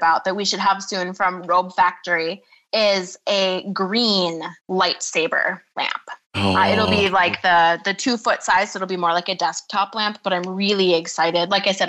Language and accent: English; Michigan, United States; now in Hawaii, United States; not as much now that I live in Hawaii, mm-hmm. but I'm from Michigan originally, so I know what cold is.